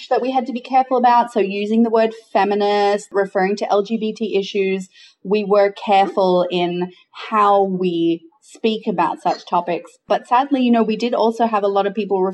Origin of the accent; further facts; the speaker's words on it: Australia; moved away as an adult; now in Jakarta, Indonesia; I am an Australian who has been living and working in Indonesia for the last 6 years, most of that in Jakarta